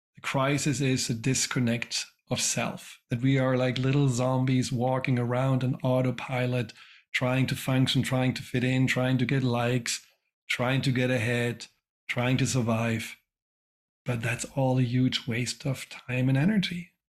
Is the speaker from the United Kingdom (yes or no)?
no; Germany; moved away; I grew up in Germany